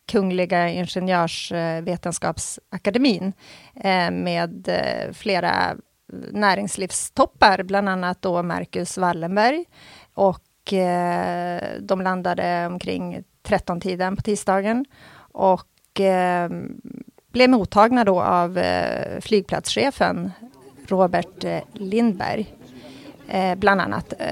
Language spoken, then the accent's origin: Swedish; Norrland, Sweden; Jag, jag är från Norrland